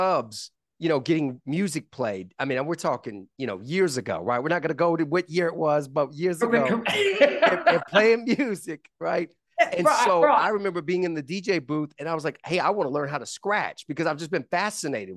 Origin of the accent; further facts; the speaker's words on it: Columbia, South Carolina, United States; I grew up in Columbia, South Carolina, born and raised